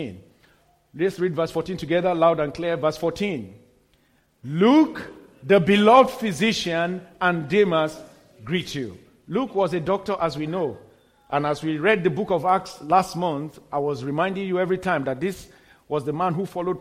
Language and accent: English; Kano, Kano State, Nigeria; I was born in Kano, in the very northern city in Nigeria, a very, very strong stronghold till today of the Islamic faith